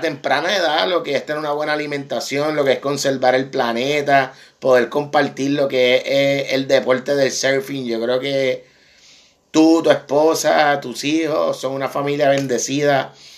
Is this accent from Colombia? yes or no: no; Puerto Rico; como boricua